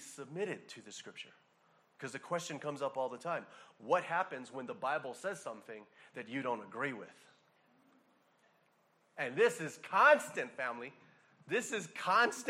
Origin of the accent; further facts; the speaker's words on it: Hawaii, United States; a person born and raised in Hawaii